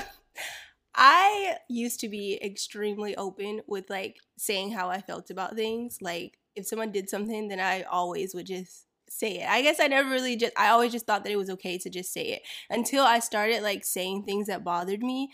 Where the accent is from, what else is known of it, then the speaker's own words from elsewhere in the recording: Florida, United States; I grew up in Florida